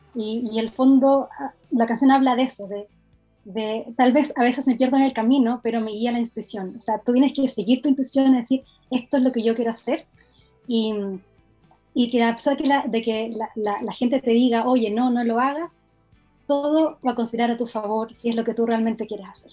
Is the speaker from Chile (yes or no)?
yes; Los Ángeles, Biobío, Chile; moved away as an adult; also born or lived in Temuco / London; yo soy de la ciudad de Los Ángeles, que está una, ciudad muy cerca de Temuco